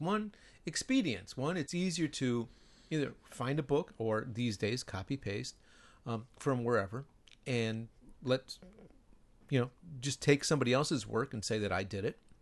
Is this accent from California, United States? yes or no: no; Chicago, Illinois, United States; moved away as an adult; now in Japan; my hometown